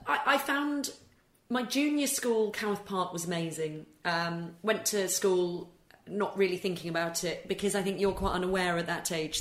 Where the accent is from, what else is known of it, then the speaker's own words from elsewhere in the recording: England, United Kingdom; also born or lived in Scotland; I, I, obviously am Scottish born, but was brought up and went to English schools.